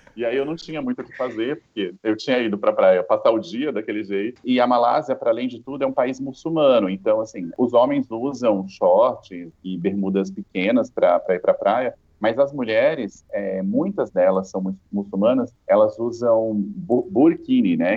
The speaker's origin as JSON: {"language": "Portuguese", "town": "Campo Grande", "region": "Mato Grosso do Sul", "country": "Brazil", "tie": "born or raised there", "also_born_or_lived": "Salvador", "moved": "yes", "lives_now": "São Paulo, Brazil", "said": "eu não, não sou paulistano, eu moro em São Paulo desde 2009, mas eu nasci em Campo Grande"}